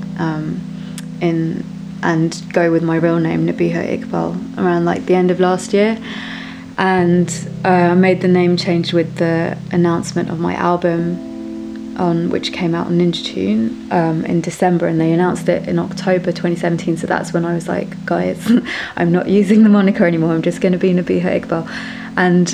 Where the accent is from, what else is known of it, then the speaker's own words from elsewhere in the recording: London, United Kingdom; I grew up in London, born and bred